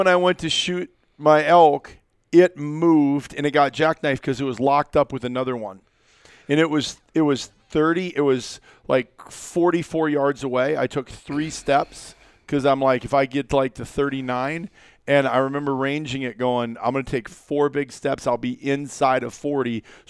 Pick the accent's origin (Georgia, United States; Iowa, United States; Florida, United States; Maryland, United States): Iowa, United States; way before I got into rifle gear because I'm a kid from Iowa, right?